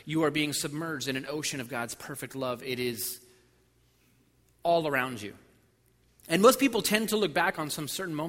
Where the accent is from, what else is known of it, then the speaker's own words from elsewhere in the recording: New Port Richey, Florida, United States; I'm from Newport Richie